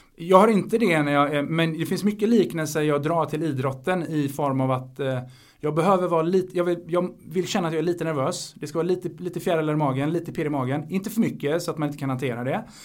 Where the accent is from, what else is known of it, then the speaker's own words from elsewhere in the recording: Sweden; also born or lived in Spain; jag är svensk och jag är spansk